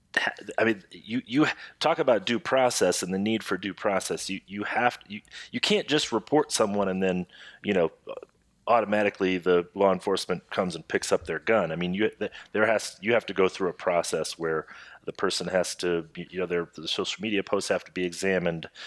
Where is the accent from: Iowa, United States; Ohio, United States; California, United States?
Iowa, United States; Jeff and my home state of Iowa